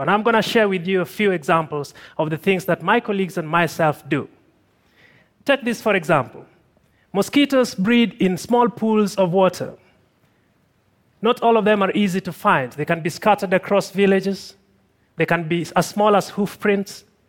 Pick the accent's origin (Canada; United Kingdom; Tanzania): Tanzania; also born or lived in Kilombero River Valley, Tanzania; I'm from Tanzania